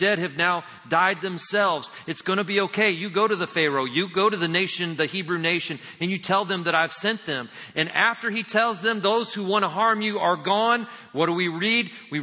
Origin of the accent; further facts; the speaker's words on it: Indiana, United States; I'm from Indiana